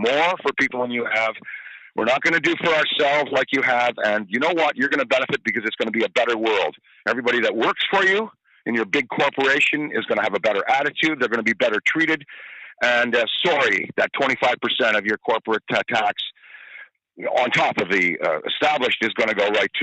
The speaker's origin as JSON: {"language": "English", "town": "Ottawa", "region": "Ontario", "country": "Canada", "tie": "born or raised there", "said": "I grew up in Ottawa"}